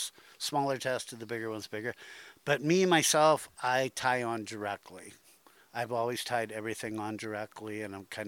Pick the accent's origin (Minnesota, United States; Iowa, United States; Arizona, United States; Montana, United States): Iowa, United States; Dubuque; Dubuque Pool, which is my hometown pool